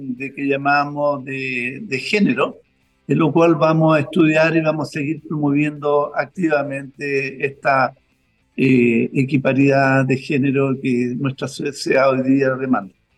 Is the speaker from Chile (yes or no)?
yes; Chile; Nosotros como población chilena